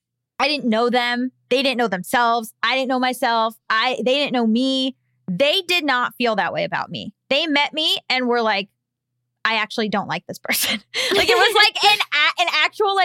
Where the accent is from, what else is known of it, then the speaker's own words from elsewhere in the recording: Florida, United States; I was sadly from Florida